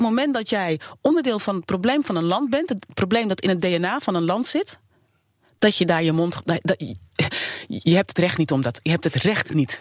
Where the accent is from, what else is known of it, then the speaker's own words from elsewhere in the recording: Suriname; now in Netherlands; Ik ben geboren in Suriname